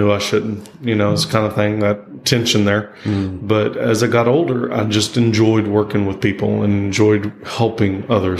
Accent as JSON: {"language": "English", "region": "Texas", "country": "United States", "tie": "born or raised there", "said": "roots here in Texas. I was born in Texas. I've been raised in Texas. I'm Texas all the way through."}